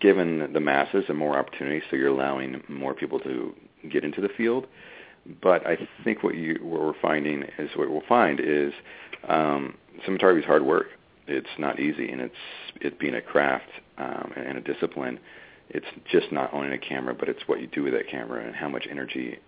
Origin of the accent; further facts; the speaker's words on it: United States; being an American